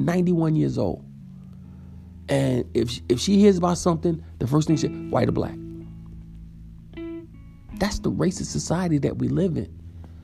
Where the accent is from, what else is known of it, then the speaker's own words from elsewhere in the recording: New York City, New York, United States; When I was growing up in Far Rockaway, Queens, when I was born, we lived in Edgemere, but we lived all over Far Rockaway